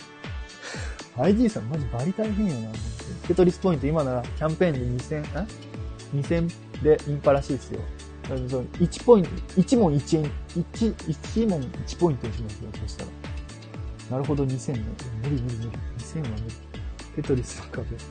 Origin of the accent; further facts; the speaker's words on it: Kyushu, Japan; accent: Kyushu dialect; moved away; 僕は九州です